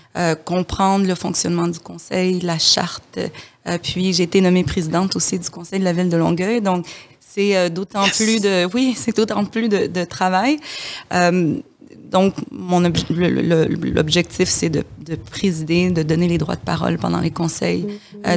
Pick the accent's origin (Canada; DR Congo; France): DR Congo; moved away; je suis de la République démocratique du, Congo.